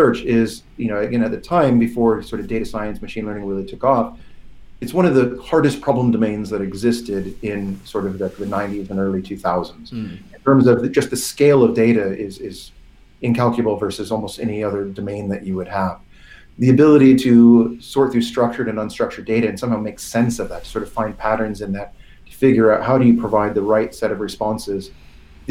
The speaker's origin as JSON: {"language": "English", "town": "Portland", "region": "Oregon", "country": "United States", "tie": "born or raised there", "also_born_or_lived": "San Francisco", "moved": "as an adult", "lives_now": "London, United Kingdom", "said": "I grew up in Portland, Oregon, and then moved in my early 20s down to San Francisco."}